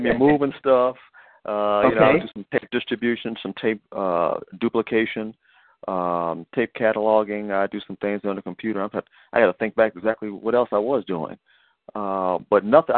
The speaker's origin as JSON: {"language": "English", "town": "Ravenna", "region": "Ohio", "country": "United States", "tie": "born or raised there", "also_born_or_lived": "Washington, D.C.", "moved": "as an adult", "lives_now": "Georgia, United States", "said": "I was born in Washington, D.C., the nation's capital, and I spent some time there, and then wind up growing up in Ravenna, Ohio, at my mom's hometown."}